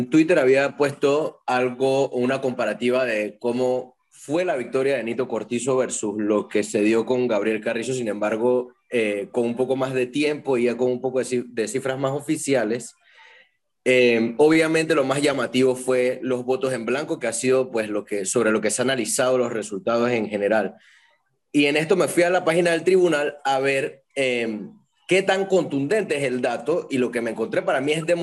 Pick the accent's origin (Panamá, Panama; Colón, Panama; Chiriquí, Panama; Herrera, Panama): Panamá, Panama; Panama City, Panama; No, soy de la, de la, la capital.